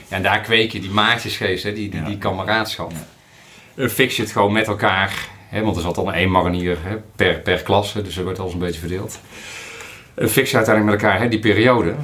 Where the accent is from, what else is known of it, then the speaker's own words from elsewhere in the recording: Breda region, North Brabant, Netherlands; accent: Brabant; also born or lived in Steenbergen; Ik ben eh, Brabantse jongen, dat hoor je misschien nog, nog wel. op, geboren in Steenberg, opgegroeid in de regio Breda